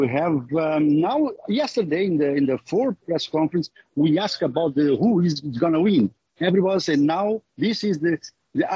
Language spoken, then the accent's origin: English; Cape Verde; now in United States; I'm from Cape Verde